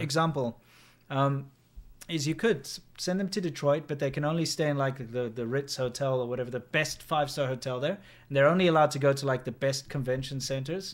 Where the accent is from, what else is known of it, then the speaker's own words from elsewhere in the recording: South Africa; I'm South African.